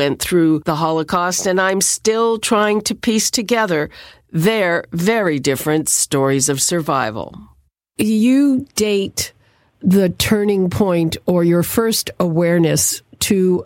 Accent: Montreal, Quebec, Canada; I grew up in Montreal

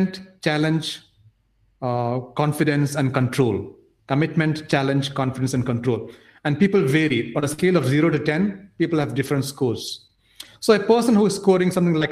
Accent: Nigeria; also born or lived in India; So I grew up in Nigeria. I didn't grow up in India

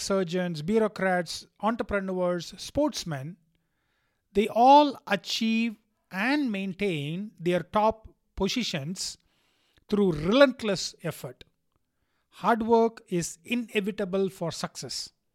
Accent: India; being an Indian

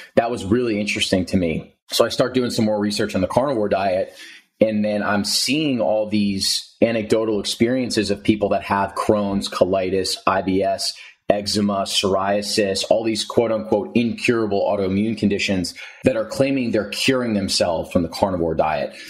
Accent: New Jersey, United States; moved away as an adult; also born or lived in Princeton, New Jersey; now in San Diego, United States; I'm from New Jersey. So I was living at home with my parents in New Jersey

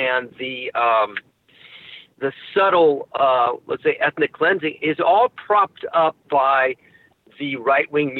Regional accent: New York, United States; moved away; also born or lived in San Francisco; I was born in New York. My parents immigrated, from Argentina in the 50s

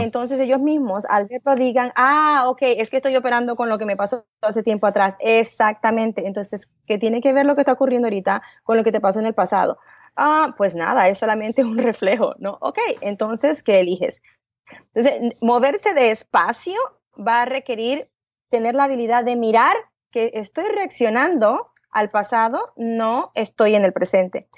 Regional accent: Panama; moved away as an adult; now in United States; yo pues de chiquita nací allá en Panamá, eh, de una manera bien humilde

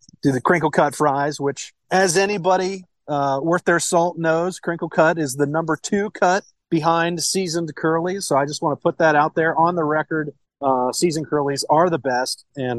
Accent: Cincinnati, Ohio, United States; I'm originally born and raised in Cincinnati, Ohio.

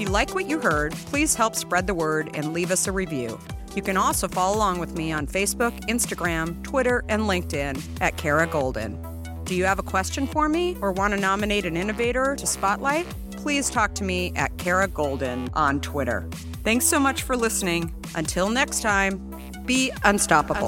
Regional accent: Arizona, United States; moved away as an adult; also born or lived in New York; I married a New Yorker, but I grew up in Arizona, and I just decided when I graduated from school that I was moving to New York

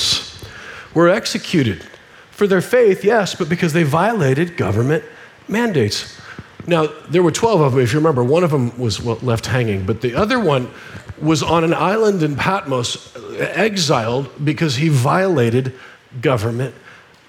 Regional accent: Nebraska, United States; I'm a redneck. I grew up in Nebraska.

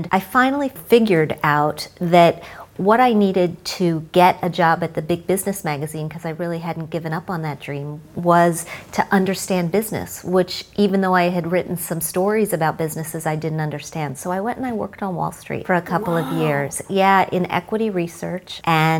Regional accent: Midwest, United States; So I grew up in the Midwest. My parents were teachers.

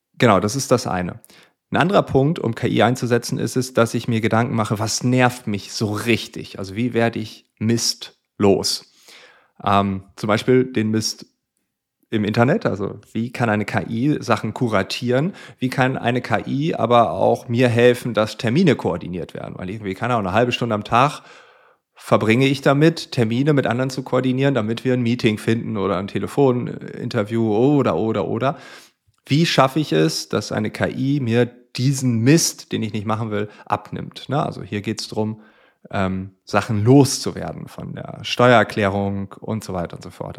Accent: Friesland, Lower Saxony, Germany; ich komme also aus Friesland

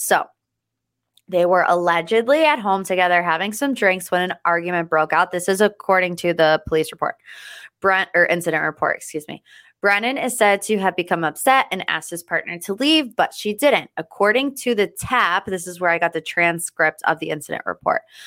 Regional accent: United States; I, as an American

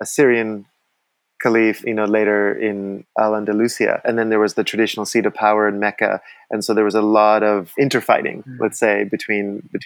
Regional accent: Vancouver, British Columbia, Canada; now in Costa Rica; I grew up in Vancouver. I was socialized by Canadians.

